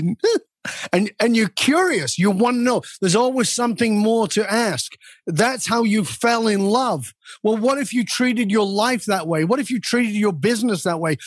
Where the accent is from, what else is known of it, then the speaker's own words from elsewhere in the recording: the north of England, United Kingdom; moved away; I was born in Northern England in a ghetto surrounded by violence and crime and addiction.